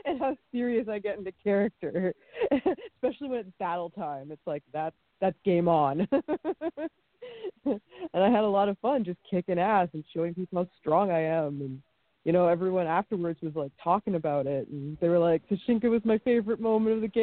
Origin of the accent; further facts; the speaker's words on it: Ottawa, Ontario, Canada; moved away as an adult; also born or lived in Toronto; now in United States; from Ottawa